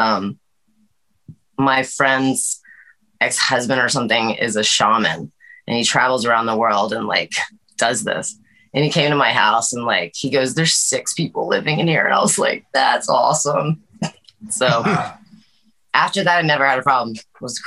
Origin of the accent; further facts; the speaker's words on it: Atlanta, Georgia, United States; moved away as an adult; also born or lived in Los Angeles, California; now in Nashville, United States; I grew up in Atlanta, lived a little bit of everywhere